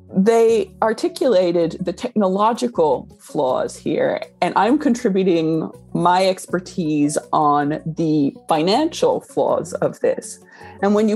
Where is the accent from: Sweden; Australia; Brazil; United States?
Australia; moved away; I grew up in Australia